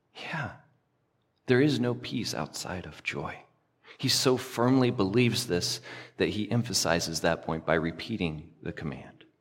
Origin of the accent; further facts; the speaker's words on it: the South, United States; I grew up in the South